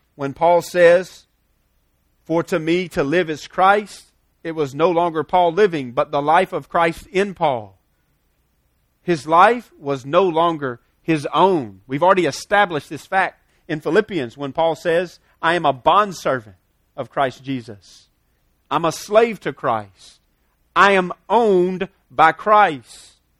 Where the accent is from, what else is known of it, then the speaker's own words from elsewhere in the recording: United States; we're American, because we live here in some level of comfortableness